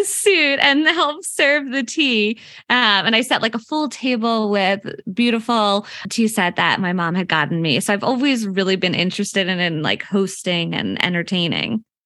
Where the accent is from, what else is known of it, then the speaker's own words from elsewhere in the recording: Unionville, Pennsylvania, United States; I'm actually from Philadelphia area. but I'm born and raised from here